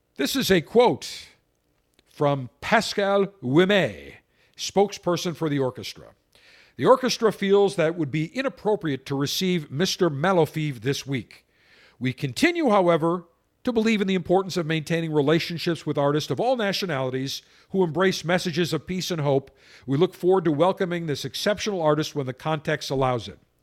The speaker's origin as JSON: {"language": "English", "town": "Buffalo", "region": "New York", "country": "United States", "tie": "born or raised there", "said": "I grew up in Buffalo, ten miles, twelve miles from Niagara Falls"}